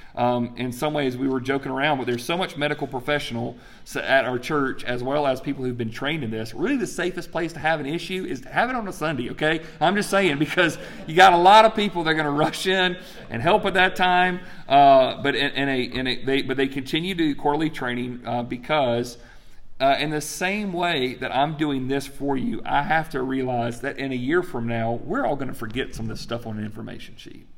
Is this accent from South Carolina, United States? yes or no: yes; Greenwood, South Carolina, United States; my hometown of Greenwood, South Carolina